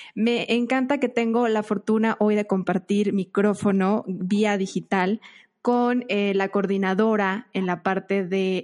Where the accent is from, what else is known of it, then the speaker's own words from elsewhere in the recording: Mexico; para nosotros como mexicanos